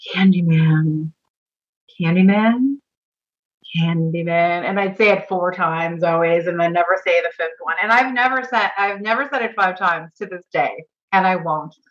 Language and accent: English; Chicago, Illinois, United States; I am from Chicago. I still live on the north side